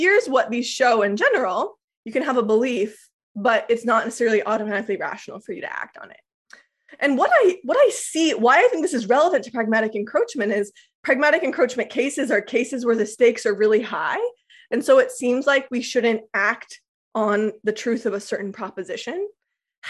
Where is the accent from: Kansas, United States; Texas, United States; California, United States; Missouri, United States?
Kansas, United States; Lawrence; I'm very confident I was born in Lawrence. So the thought is, I still believe I was born in Lawrence, Kansas